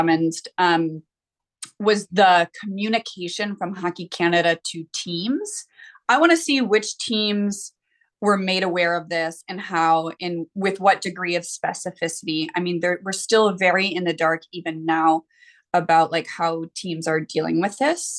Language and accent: English; United States; I'm an American